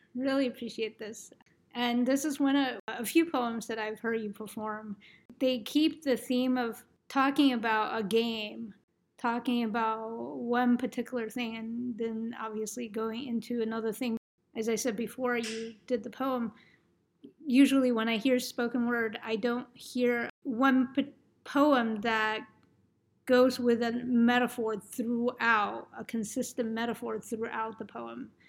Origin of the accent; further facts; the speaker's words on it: New York, United States; moved away; I'm from New York